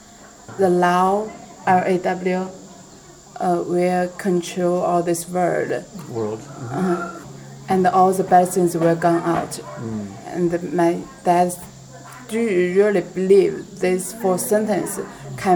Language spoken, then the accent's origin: English; China; English is a second language; moved away; I go back to my hometown